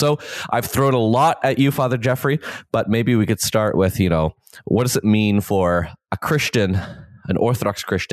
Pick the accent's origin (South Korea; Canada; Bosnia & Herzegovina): Canada; I'm a Canadian